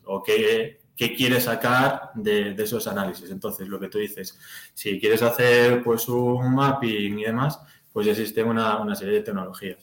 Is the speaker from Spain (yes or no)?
yes; Galicia, Spain; moved away as an adult; now in Madrid, Spain; soy de Galicia, pero bueno, estoy, estoy por Madrid. Ya llevo un par de añitos por